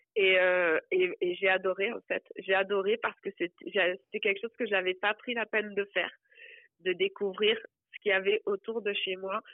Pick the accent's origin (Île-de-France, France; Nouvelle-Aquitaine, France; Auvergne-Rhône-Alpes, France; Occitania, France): Occitania, France; Hérault; moved away as an adult; also born or lived in Montreal, Canada; now in Granby, Canada; je suis française et je viens d'un département, enfin du département de l'Hérault qui est collé à la mer Méditerranée